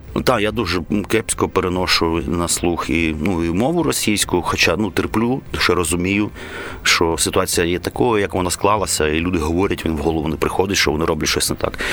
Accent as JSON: {"language": "Ukrainian", "region": "Kyiv", "country": "Ukraine", "tie": "born or raised there", "said": "я киянин корінний"}